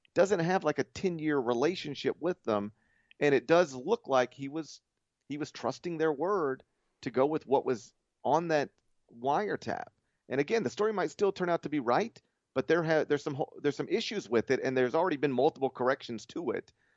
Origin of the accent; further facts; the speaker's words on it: the South, United States; We're both from the South